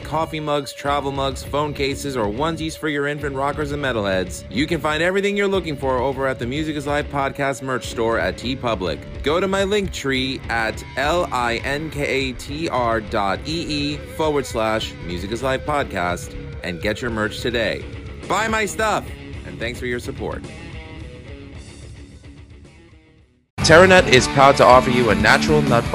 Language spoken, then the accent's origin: English; New York City, New York, United States; I grew up in Queens